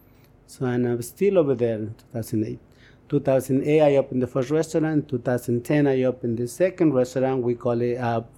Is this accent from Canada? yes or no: no; Mexico; moved away as an adult; also born or lived in Bronx, New York; now in United States; I was born and raised in Mexico.